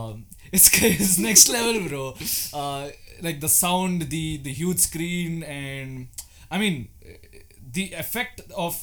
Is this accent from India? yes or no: yes; India; we are Indian